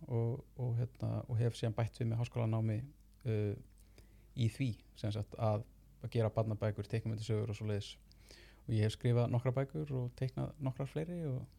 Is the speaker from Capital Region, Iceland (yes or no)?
yes; Reykjavík, Capital Region, Iceland; ég úlst upp hérna í Reykjavík bara borgabann og uh, hef alltaf verið að teikna frá því ég var krakki